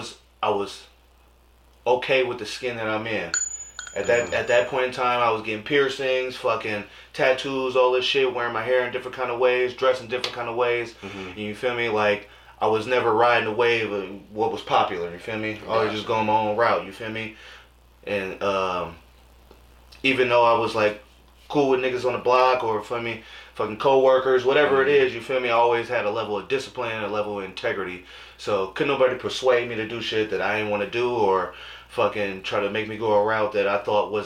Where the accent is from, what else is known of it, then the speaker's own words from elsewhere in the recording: Bay Area, California, United States; also born or lived in Greensboro, North Carolina; I'm from the Bay Area